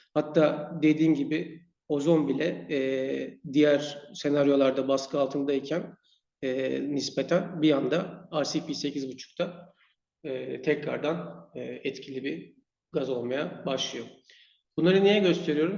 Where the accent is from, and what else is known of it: Turkey; now in Sweden